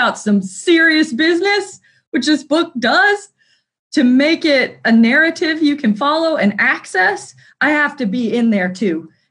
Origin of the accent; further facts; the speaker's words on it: New Harmony, Indiana, United States; I grew up outside of New Harmony, Indiana